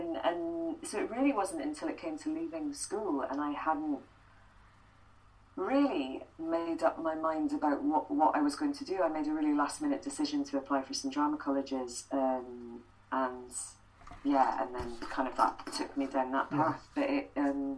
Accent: Edinburgh, Scotland, United Kingdom; I grew up in Edinburgh, so we had the Fringe on our doorstep as well

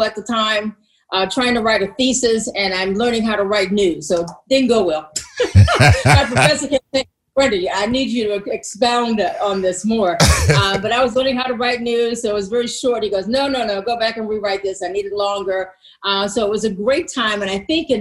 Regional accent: Washington, District of Columbia, United States; moved away as an adult; now in Pittsburgh, United States; I'm from Washington, D.C.

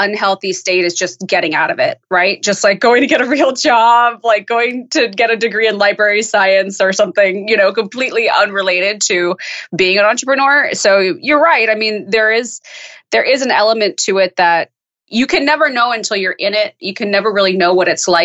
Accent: El Dorado County, Northern California, United States; moved away as an adult; also born or lived in Chicago / Los Angeles; I grew up in Northern California

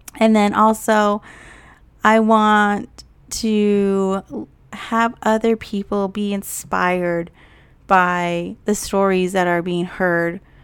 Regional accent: Hopi tribe, Upper Moenkopi Village, Arizona, United States; also born or lived in Yavapai-Apache Nation, Verde Valley, Arizona; I'm also from the Hopi tribe of the Upper Mount Gopi Village. Both are located in Arizona.

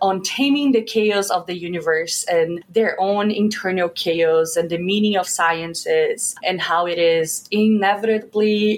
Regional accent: Belo Horizonte, Minas Gerais, Brazil; moved away; I'm from Belo Horizonte, Minas Gerais, which is the fifth largest city in Brazil. Growing up, there really was just two teams in the city

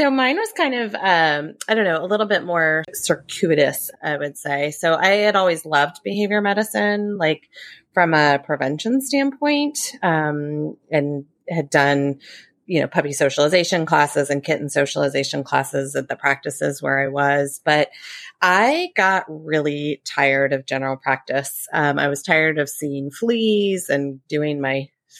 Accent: Tucson, Arizona, United States; moved away as an adult; also born or lived in Colorado; now in Virginia, United States; I grew up in Tucson, Arizona

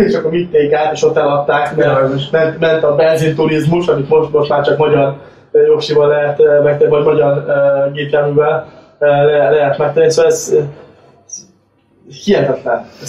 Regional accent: Hungary; now in Cyprus; mivel azért magyarok vagyunk

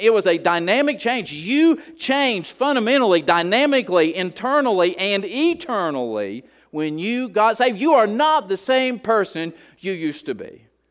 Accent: Appalachia, United States; I'm a hillbilly from Appalachia, and we like the word reckon

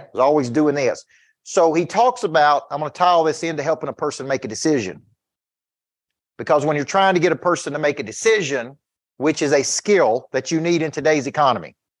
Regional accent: Woodbury, Tennessee, United States; I'm from Woodbury

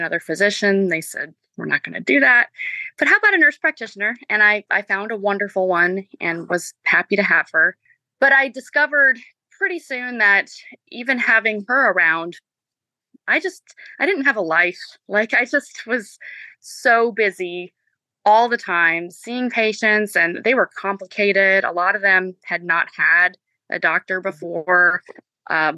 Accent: Marietta, Georgia, United States; also born or lived in Spartanburg, South Carolina; I am originally from the Atlanta area, from Marietta.

